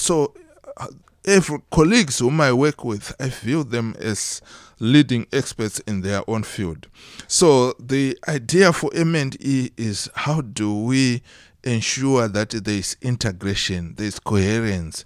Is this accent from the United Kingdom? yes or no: no; Mutoko, Mashonaland East, Zimbabwe; also born or lived in Harare, Zimbabwe; I was born in Zimbabwe. Uh, that's where I did my uh, primary and secondary education